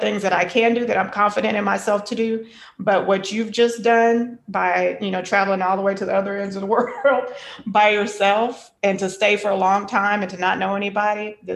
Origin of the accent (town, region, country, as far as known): United States